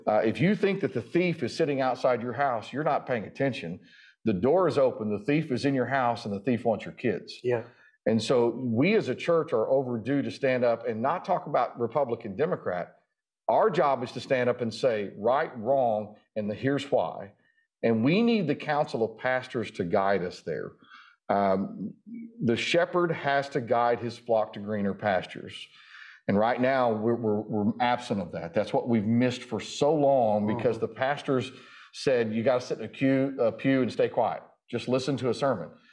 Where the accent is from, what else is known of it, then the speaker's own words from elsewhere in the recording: Durant, Oklahoma, United States; I'm from Durant.